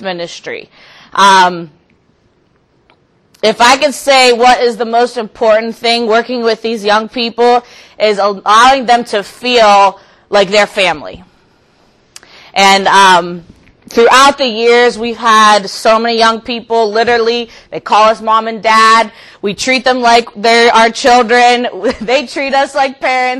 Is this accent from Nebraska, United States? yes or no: no; Youngstown, Ohio, United States; I'm from Youngstown, Ohio